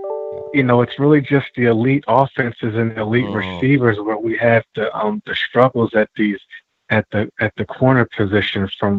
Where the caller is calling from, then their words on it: Philadelphia, Pennsylvania, United States; calling you from Philadelphia.